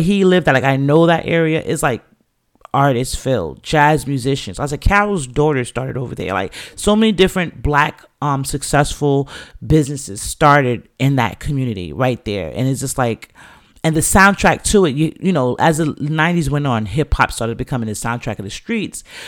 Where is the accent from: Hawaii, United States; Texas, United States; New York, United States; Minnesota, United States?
New York, United States; also born or lived in England; as a Jamaican youth coming up in the city of New York in those times